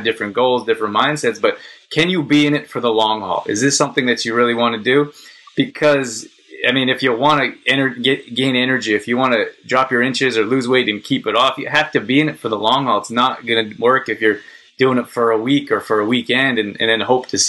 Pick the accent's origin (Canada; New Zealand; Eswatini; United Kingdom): Canada; Calgary, Alberta; So very cool talking to someone from my hometown.